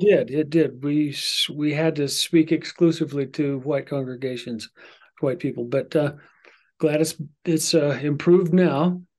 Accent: Vermont, United States; I was born in Vermont, December twelfth

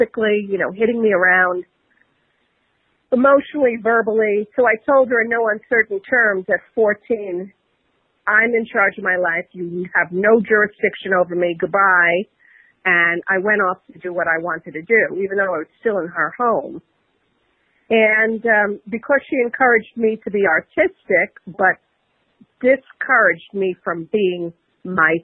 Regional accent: New York City, New York, United States; also born or lived in Queens, New York City; I'm from the Bronx in New York City originally. During the age of when rap was just coming of age, we moved to another borough of Queens

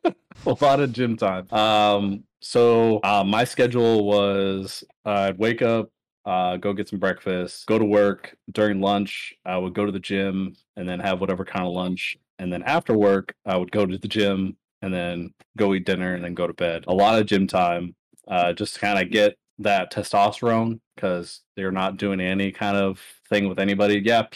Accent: California, United States; I have nothing but revolvers because I'm from California and their handgun laws suck

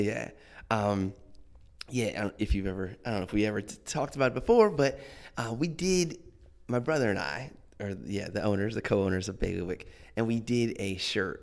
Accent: Akron, Ohio, United States; moved away as an adult; also born or lived in Boston; now in Washington, D.C., United States; we're from um, yeah the Akron area, Cleveland, Akron

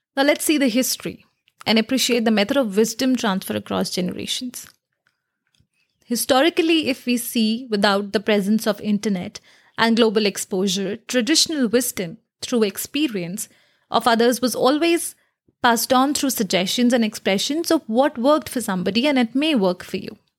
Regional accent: India; I come from India

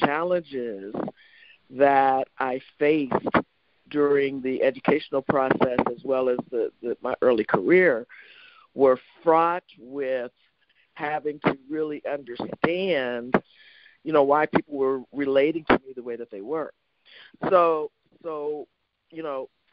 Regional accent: Youngstown, Ohio, United States; my mom, who was a single mom and growing up in Youngstown, Ohio

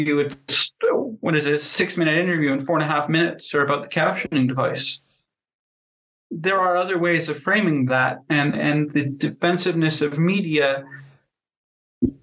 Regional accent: Canada; I am Canadian

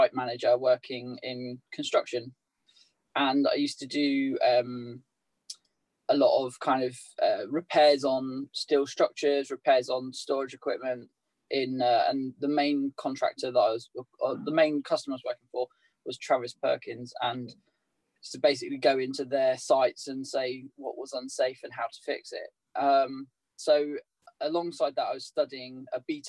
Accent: Southampton, South East England, United Kingdom; moved away as an adult; also born or lived in Leeds; now in Derby, United Kingdom; I grew up in Southampton, which was an interesting place to live, by the beach

